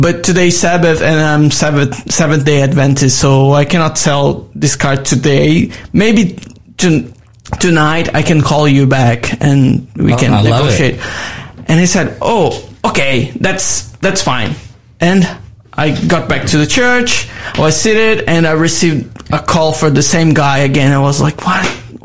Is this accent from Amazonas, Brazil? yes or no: yes; Manaus, Amazonas, Brazil; English is a second language; moved away as an adult; now in Australia; I'm from Amazon. Yeah, I born like surround, like my city was surrounded by the jungle